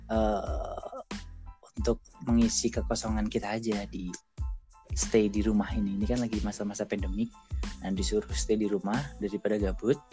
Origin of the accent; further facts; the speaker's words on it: Semarang, Central Java, Indonesia; now in Jakarta, Indonesia; Aku asalnya dari Semarang, tapi sekarang domisili di Jakarta.